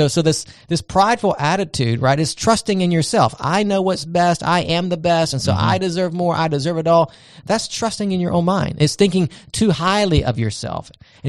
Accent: Charleston, South Carolina, United States; look at where I came from. I'm a Charlestonian, I'm a Southerner, I'm a whatever it might be.

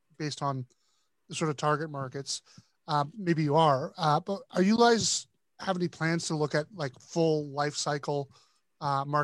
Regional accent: Canada; I'm Canadian

